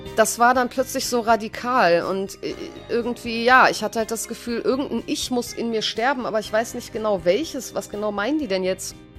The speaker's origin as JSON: {"language": "German", "town": "Düsseldorf", "region": "North Rhine-Westphalia", "country": "Germany", "tie": "born or raised there", "also_born_or_lived": "Italy", "said": "Ich bin in Düsseldorf aufgewachsen"}